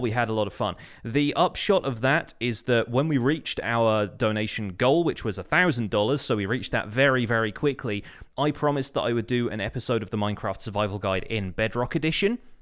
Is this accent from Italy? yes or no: no; United Kingdom; I'm British